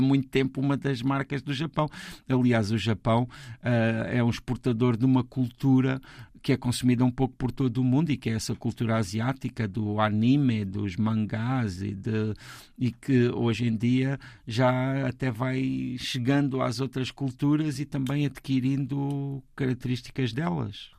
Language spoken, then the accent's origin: Portuguese; Portugal; sendo portugueses e tendo a cultura que temos